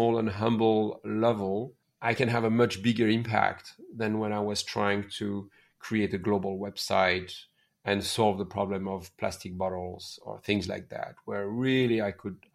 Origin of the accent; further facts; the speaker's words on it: near Paris, Île-de-France, France; moved away as an adult; also born or lived in India / Laos; now in Bali, Indonesia; I raised and born in near Paris